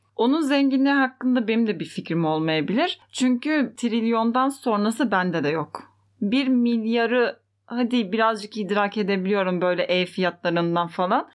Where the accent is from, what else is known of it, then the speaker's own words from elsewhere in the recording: Fethiye, Muğla, Turkey; Ben Fethiye'liyim